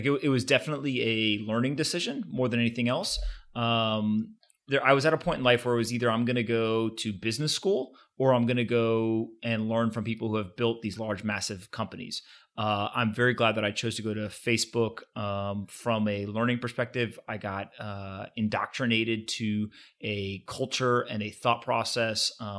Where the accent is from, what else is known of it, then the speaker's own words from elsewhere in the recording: United States; No, look, I grew up in the United States, went to Bucknell University, played football there, was in the military for a little while, did a deployment overseas, came back